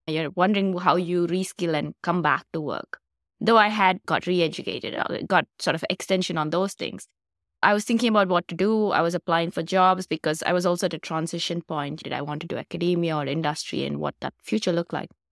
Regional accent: India; moved away as an adult; I'm originally from India, so I came here for graduate school

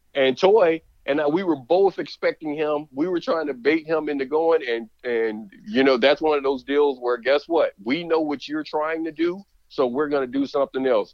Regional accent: Alabama, United States; growing up in Alabama, there was a lot of grilling

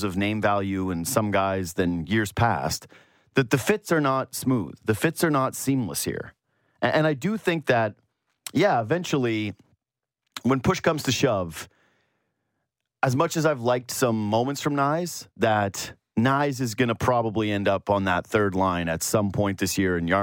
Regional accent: Yukon, Canada; now in Toronto, Canada; I am from the Yukon. I have some pride. I have some Yukon pride.

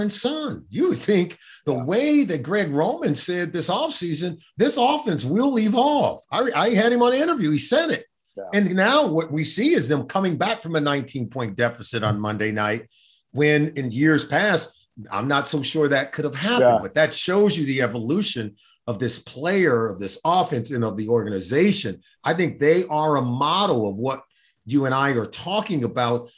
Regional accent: Los Angeles, California, United States; I grew up in Los Angeles, California

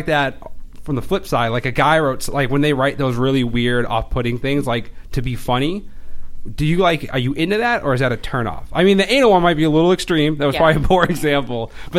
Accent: Boston, Massachusetts, United States; Maybe something like I'm from Boston and I'm Irish and I try to be awesome, but I usually fail.

